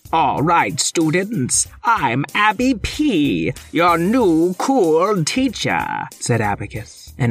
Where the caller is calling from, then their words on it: Sydney, New South Wales, Australia; Hi, What If World. … from Sydney, Australia